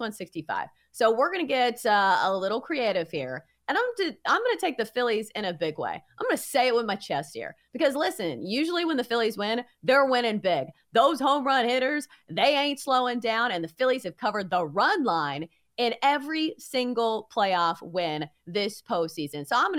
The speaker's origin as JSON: {"language": "English", "region": "Middle Tennessee", "country": "United States", "tie": "born or raised there", "said": "my hometown team, MTSU."}